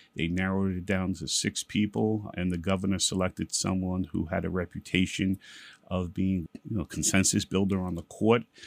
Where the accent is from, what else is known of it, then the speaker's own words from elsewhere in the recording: New York City, New York, United States; also born or lived in Bedford-Stuyvesant, Brooklyn / Williamsburg, Brooklyn; mostly I grew up in East New York and Brooklyn